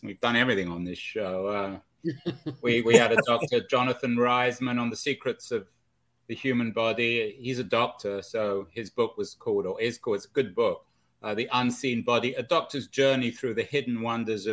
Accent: England, United Kingdom; I'm English

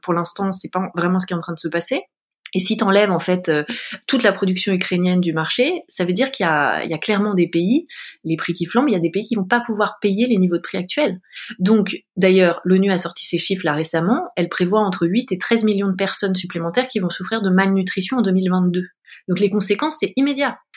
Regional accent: Paris, Île-de-France, France; je suis une, une, femme française d'une trentaine d'années. J'ai grandi à Paris.

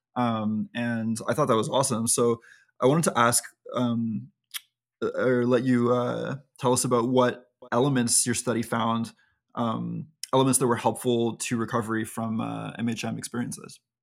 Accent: Canada; we're Canadian

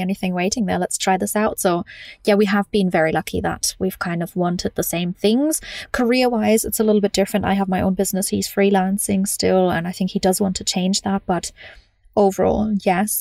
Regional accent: Munich, Bavaria, Germany; moved away; also born or lived in London; I grew up in Germany

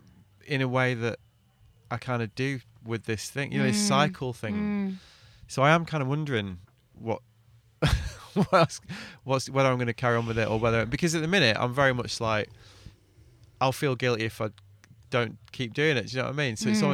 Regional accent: the north of England, United Kingdom; I grew up in the north of England, like, you know, it's part of the culture. I'm English, you know

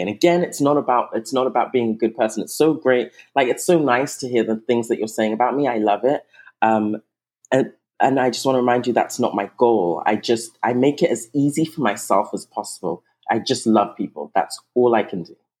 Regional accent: England, United Kingdom; moved away; also born or lived in Nigeria; I'm originally Nigerian. I was raised in England, but I'm originally Nigerian.

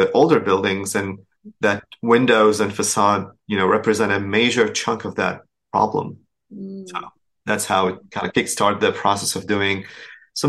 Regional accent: Damascus, Damascus Governorate, Syria; English is a second language; moved away as an adult; also born or lived in Dubai / Boston; now in Houston, United States; I'm originally from Syria, so I grew up in Damascus, graduated from Damascus University

